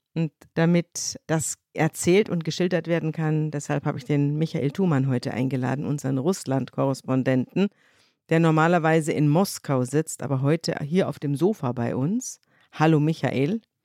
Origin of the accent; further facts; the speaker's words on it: Munich, Bavaria, Germany; moved away; wir sind zum ersten Mal in meiner bayerischen Landeshauptstadt, in meiner Heimat zugange